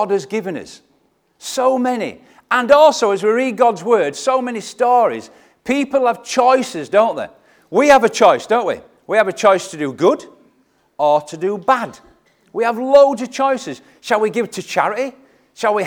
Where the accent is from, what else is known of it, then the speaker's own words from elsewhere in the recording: Leeds, Yorkshire and the Humber, United Kingdom; I am from Leeds